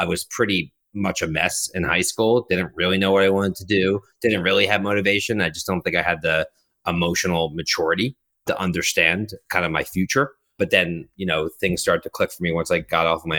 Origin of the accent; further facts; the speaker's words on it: Philadelphia, Pennsylvania, United States; moved away as an adult; also born or lived in Boston; now in New York, United States; I grew up in Philadelphia